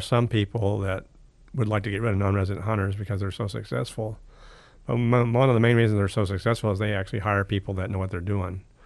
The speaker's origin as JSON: {"language": "English", "town": "Palmer", "region": "Alaska", "country": "United States", "tie": "born or raised there", "said": "I grew up in Palmer, but we hunted in the Nelchina Basin"}